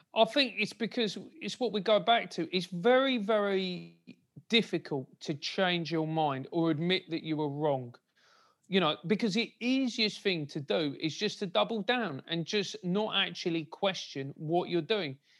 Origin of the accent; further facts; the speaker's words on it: London, United Kingdom; I grew up in a, in a rather glamorous part of South London called Motspur Park